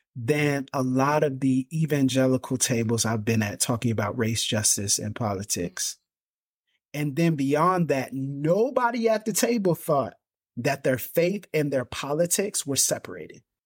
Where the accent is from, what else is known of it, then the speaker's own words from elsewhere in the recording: Pensacola, Florida, United States; I was born and raised in Pensacola, Florida